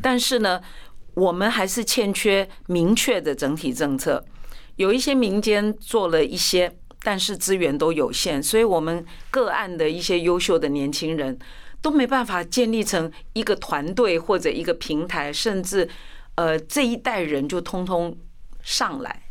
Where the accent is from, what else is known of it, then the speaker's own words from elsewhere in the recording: Tainan, Taiwan; first language Chinese; now in Taipei, Taiwan; 我的家乡，我台南人